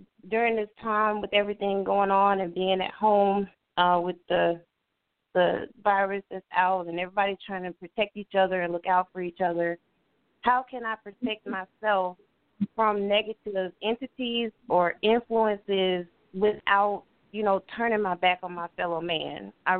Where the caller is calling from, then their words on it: Florida, United States; I'm calling from Florida